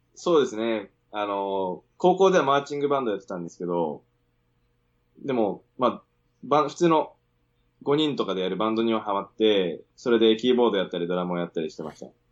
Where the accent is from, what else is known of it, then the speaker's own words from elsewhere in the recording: Sendai, Miyagi, Japan; moved away; also born or lived in Sydney, Australia; 出身仙台です